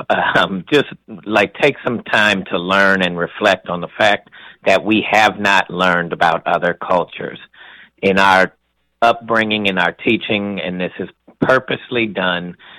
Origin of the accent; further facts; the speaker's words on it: University City, Missouri, United States; I grew up in a community that was about 50% uh, white and 50% um, black